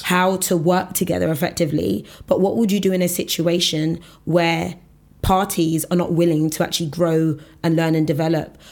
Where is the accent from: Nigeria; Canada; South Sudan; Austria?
Nigeria; I'm Nigerian